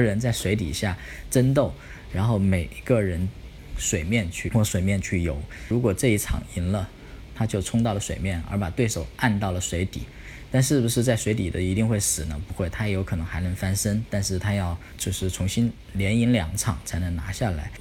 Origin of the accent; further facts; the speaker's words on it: China; 我们是中国人，我们是汉族